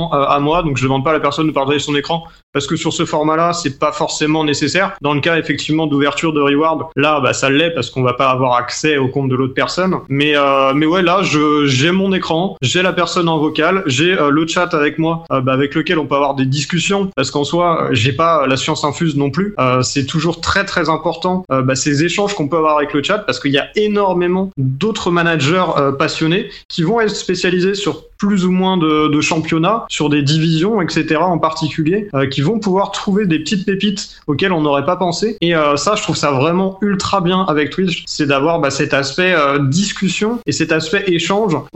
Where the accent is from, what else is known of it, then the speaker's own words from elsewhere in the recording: Rennes, Brittany, France; parce que je suis Rennais.